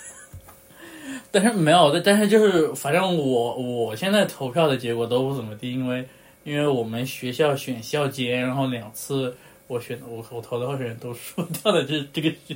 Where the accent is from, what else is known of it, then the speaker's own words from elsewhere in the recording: China; 我在大陆出生的那一刻